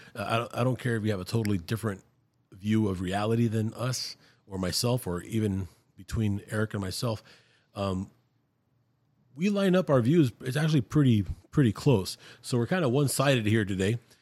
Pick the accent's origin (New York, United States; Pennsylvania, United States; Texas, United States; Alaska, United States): Texas, United States; Brownsville; we grew up here in Brownsville, Texas